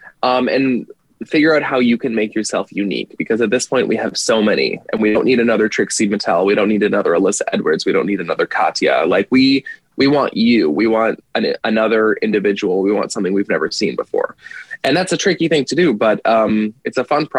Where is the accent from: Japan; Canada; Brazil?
Canada; moved away as an adult; now in United States; living in the States, being Canadian